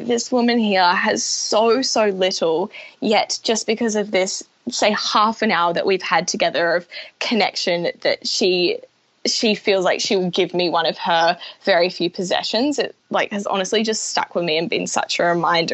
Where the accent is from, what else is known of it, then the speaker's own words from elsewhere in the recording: Brisbane, Queensland, Australia; moved away as an adult; now in Auckland, New Zealand; So originally I'm from Brisbane, and yeah, grew up there with my parents